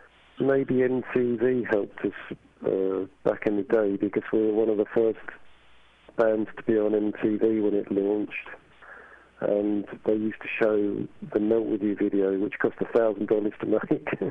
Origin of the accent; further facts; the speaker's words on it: England, United Kingdom; Growing up in England, which was a very bleak sort of place in the 70s